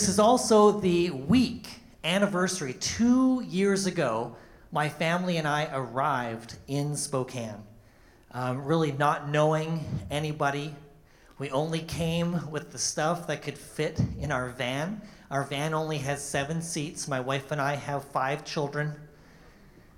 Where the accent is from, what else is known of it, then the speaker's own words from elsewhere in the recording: Canada; moved away as an adult; now in United States; I'm also from Canada. I'm Canadian.